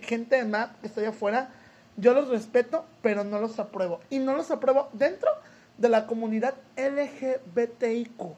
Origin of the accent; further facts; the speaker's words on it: Soledad de Doblado, Veracruz, Mexico; Soy originario de Veracruz, de un pequeño pueblito que está a unos 40 minutos que se llama Soledad Doblado